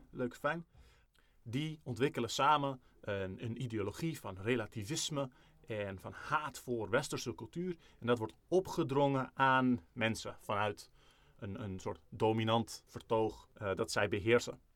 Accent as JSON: {"language": "Dutch", "country": "Netherlands", "said": "wij zijn Nederlanders. Misschien is niet, voelt niet iedereen zich Nederlander die luistert, maar, eh, ik bijvoorbeeld wel."}